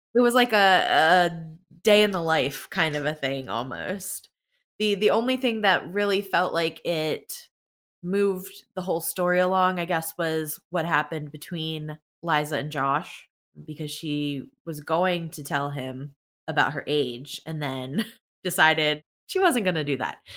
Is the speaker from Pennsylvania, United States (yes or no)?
yes; Pennsylvania, United States; I'm from Pennsylvania